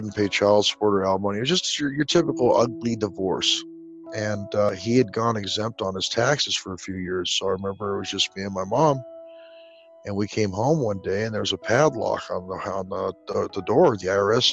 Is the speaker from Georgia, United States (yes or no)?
no; Southern California, United States; I grew up in Southern California.